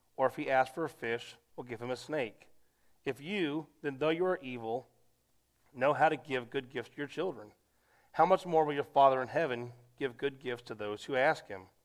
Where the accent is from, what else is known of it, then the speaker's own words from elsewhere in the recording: United States; being an American